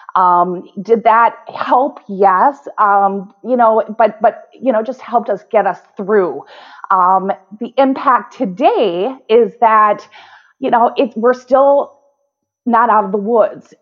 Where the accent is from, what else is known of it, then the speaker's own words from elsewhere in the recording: White Bear Lake, Minnesota, United States; Growing up in White Bear Lake